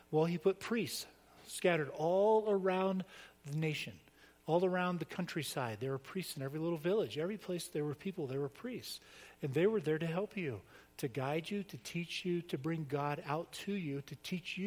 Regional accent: Florida, United States; I grew up in Florida on the beach

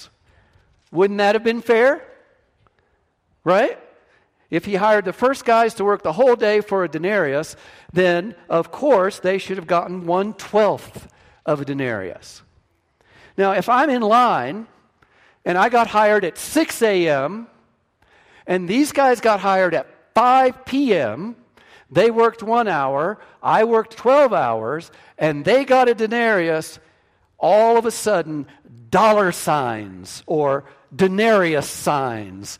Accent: West Virginia, United States; first language English; I was from West Virginia

